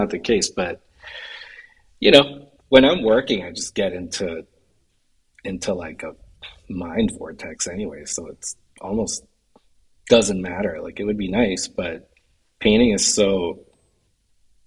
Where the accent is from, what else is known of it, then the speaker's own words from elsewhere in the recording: Florida, United States; also born or lived in New York; now in Hudson Valley, New York, United States; I grew up in Florida